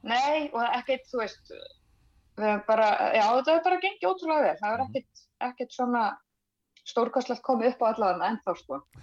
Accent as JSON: {"language": "Icelandic", "area": "Tannstaðabakki", "region": "Northwestern Region", "country": "Iceland", "tie": "born or raised there", "also_born_or_lived": "Hvanneyri", "said": "ég er frá Tannstabakka í Hrjóttuferði Eh, fætt hér og, og uppalinn"}